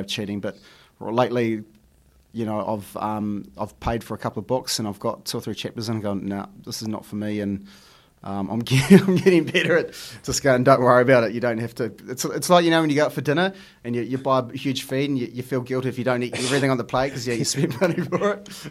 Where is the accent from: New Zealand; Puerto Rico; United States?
New Zealand; growing up in New Zealand and, and the schools we go to, you know, lots of my friends are Māori, Samoan, Iraqi